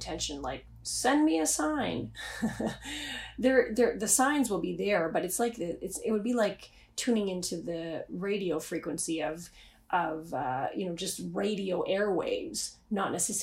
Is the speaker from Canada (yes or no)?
yes; Canada; I'm Canadian